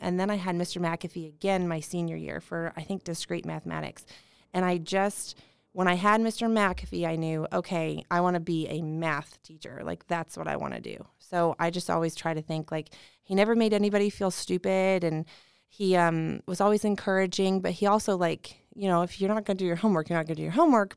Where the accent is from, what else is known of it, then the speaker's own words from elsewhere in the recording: Indianapolis, Indiana, United States; I'm from Indy